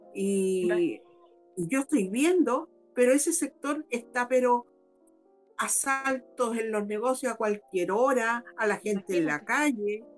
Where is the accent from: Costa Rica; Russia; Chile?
Chile